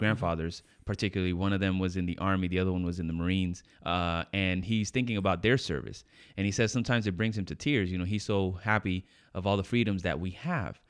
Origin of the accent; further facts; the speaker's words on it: New York, United States; I was born in New York